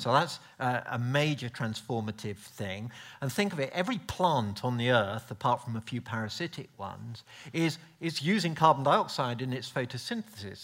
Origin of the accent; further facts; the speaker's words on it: United Kingdom; being polite British person